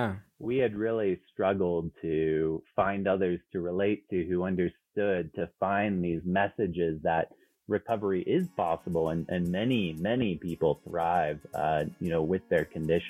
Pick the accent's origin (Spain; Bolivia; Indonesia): Spain; Canary Islands; also born or lived in San Francisco, United States / Germany; So, you know, I was born in San Francisco, but grew up in both the Canary Islands and Spain and Germany.